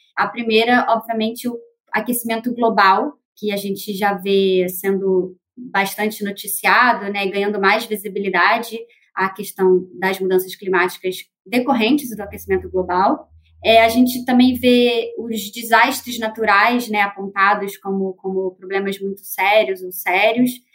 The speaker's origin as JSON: {"language": "Portuguese", "region": "Rio de Janeiro", "country": "Brazil", "said": "sou carioca"}